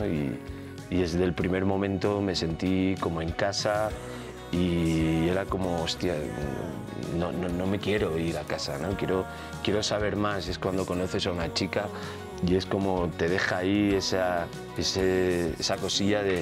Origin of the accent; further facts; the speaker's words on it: Elche, Valencian Community, Spain; moved away; also born or lived in Murcia; Yo soy, nací en Murcia, me crié en Elche, Alicante.